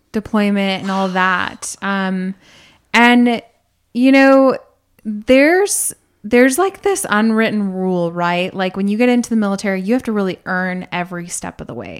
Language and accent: English; United States; moved away as an adult; we grew up in America